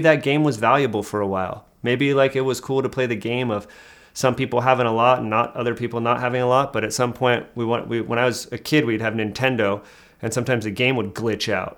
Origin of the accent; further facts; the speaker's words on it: Hayward, California, United States; moved away; I'm from the Bay Area originally